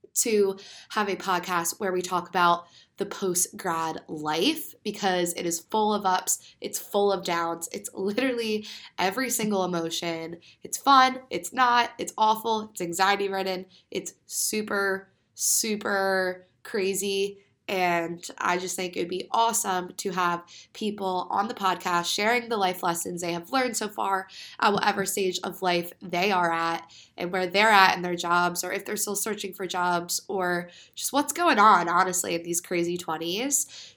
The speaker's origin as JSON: {"language": "English", "region": "Pennsylvania", "country": "United States", "said": "I am from Pennsylvania"}